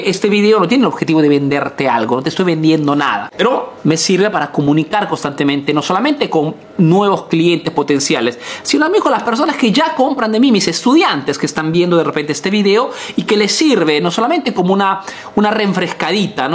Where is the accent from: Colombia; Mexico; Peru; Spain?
Peru; now in Italy